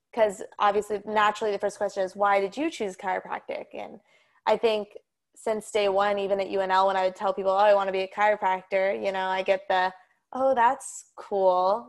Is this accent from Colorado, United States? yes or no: yes; Colorado, United States; moved away as an adult; also born or lived in Nebraska; I'm from Colorado, and I've been living in Colorado since, obviously, I was born, lived in the same house, same school district